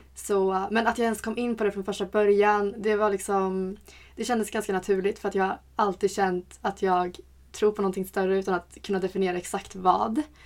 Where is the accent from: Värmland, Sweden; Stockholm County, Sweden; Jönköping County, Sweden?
Värmland, Sweden; Karlstad; Jag är en tjej från Karlstad som pluggar grafisk design